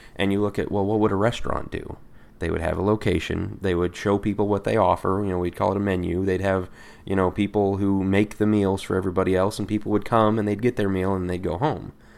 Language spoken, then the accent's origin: English; Colorado, United States; I'm from Colorado